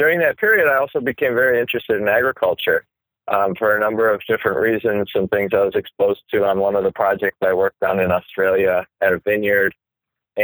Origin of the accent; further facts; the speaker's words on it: Wisconsin, United States; moved away as an adult; now in New York, United States; I grew up in the Midwest in Wisconsin